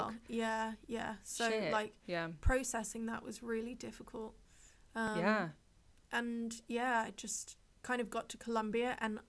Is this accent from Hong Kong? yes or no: yes; Hong Kong; It's funny because growing up in Hong Kong, I know that like there are a lot of luxury brands